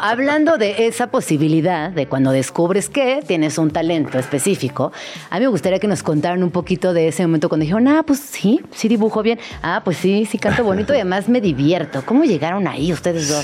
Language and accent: Spanish; Mexico; nuestra situación como mexicanas